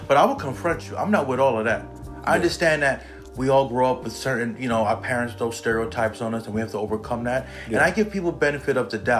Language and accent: English; New York City, New York, United States; also born or lived in Germany; now in Jersey City, United States; Then I came here when I was 4. Oh, wow. In Queens, my whole life.